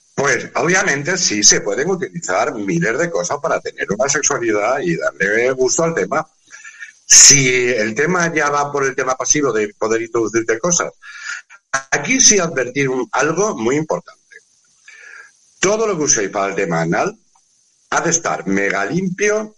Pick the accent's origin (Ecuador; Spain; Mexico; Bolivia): Spain; somos latinos, somos españoles, somos, somos mediterráneos.